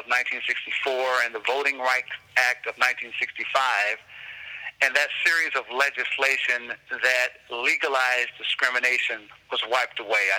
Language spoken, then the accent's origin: English; Lawton, Oklahoma, United States; I grew up mainly in Lawton, Oklahoma. My dad was a soldier who retired from the military after 22 years of service.